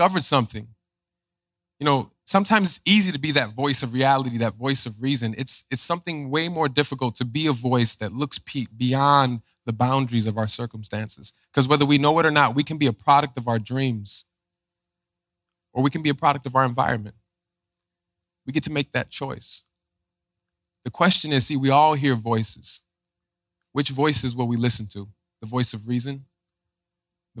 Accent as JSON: {"language": "English", "town": "Chicago", "region": "Illinois", "country": "United States", "tie": "born or raised there", "said": "I grew up in Chicago"}